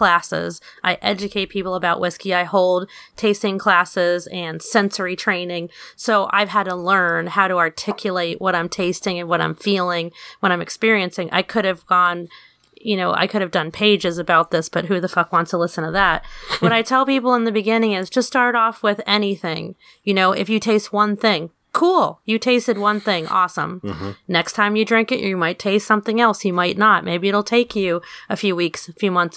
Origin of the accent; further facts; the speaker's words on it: New York City, New York, United States; my hometown, Queens